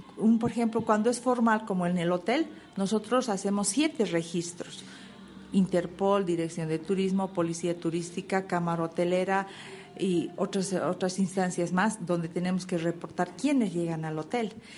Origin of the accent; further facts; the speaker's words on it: Cochabamba, Bolivia; en Cochabamba tenemos lo que es el turismo de cultura, tenemos un hermoso clima, es una ciudad tranquila